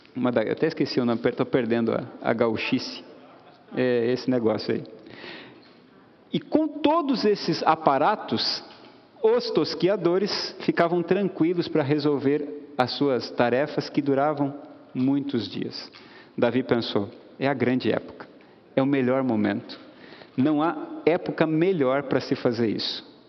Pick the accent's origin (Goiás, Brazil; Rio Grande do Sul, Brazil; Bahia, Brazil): Rio Grande do Sul, Brazil; moved away; lá no Rio Grande do Sul, estado de onde eu vim